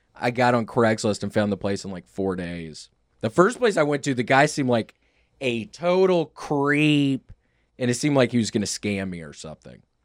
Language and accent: English; Memphis, Tennessee, United States; moved away as an adult; also born or lived in New York; when I moved back to Memphis from New York